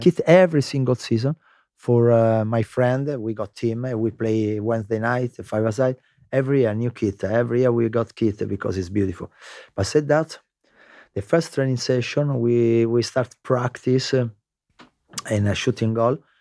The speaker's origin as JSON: {"language": "English", "region": "Lazio", "country": "Italy", "tie": "born or raised there", "also_born_or_lived": "London, United Kingdom", "second_language": "English", "moved": "as an adult", "said": "Lazio, I was born in Lazio"}